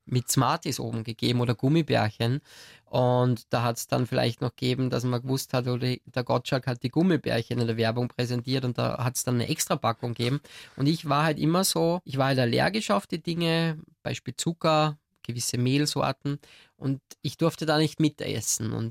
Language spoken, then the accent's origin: German; Austria; Bei uns in Österreich sagt man glätzeln, also man, man kratzte sich dann das auf.